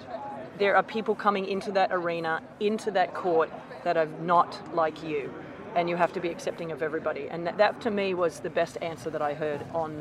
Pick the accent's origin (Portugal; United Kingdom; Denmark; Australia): Australia; being Australian